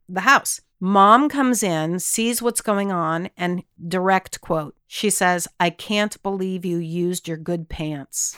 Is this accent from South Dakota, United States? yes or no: no; Texas, United States; we grew up in Texas, my husband and I both did